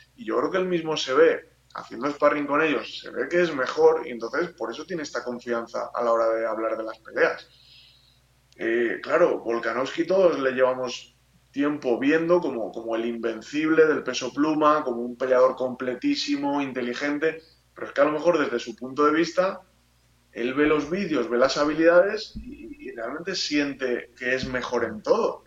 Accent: Spain; como aficionado español

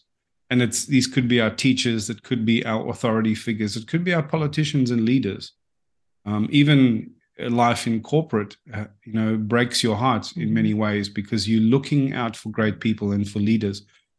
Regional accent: South Africa; now in Australia; Well, yeah. So that was about in 2008. And if anyone knows anything about what the climate there is like socially, it's politically and administratively quite dysfunctional.

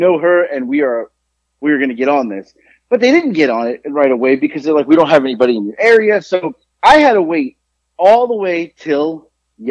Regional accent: South Florida, United States; also born or lived in Queens, New York; I was born in New York, but I grew up in South Florida.

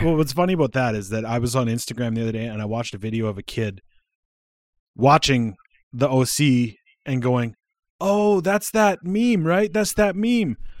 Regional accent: Alberta, Canada; also born or lived in Saskatchewan / Regina / British Columbia; I live in Alberta. I'm, I lived in B C for a while, but I live in Alberta. I was raised here. I wasn't born here. I was born in Saskatchewan.

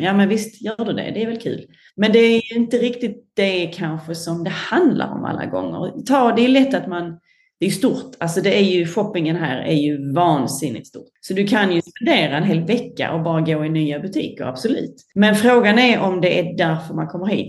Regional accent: Sweden; also born or lived in London; now in Singapore; självklart är jag ju en sån svensk

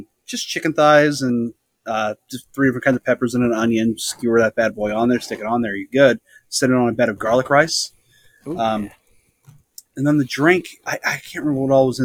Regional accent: the Northwest, Pacific Northwest, United States; I grew up here in the Northwest

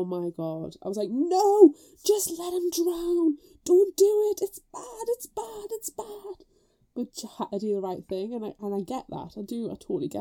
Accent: United Kingdom; As a Brit

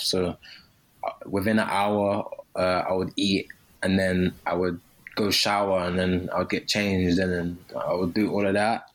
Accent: London, United Kingdom; moved away; I'm from London.

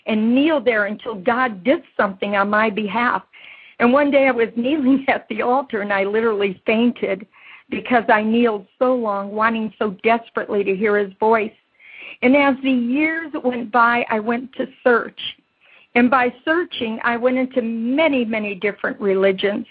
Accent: Chicago, Illinois, United States; I was born and raised a Catholic in Chicago, Illinois

